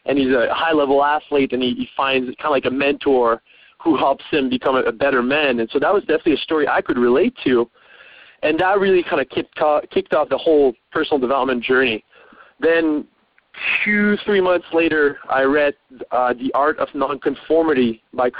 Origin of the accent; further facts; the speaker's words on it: Montreal, Quebec, Canada; moved away as an adult; also born or lived in Vancouver / Australia; I was from Montreal, from the French part of Canada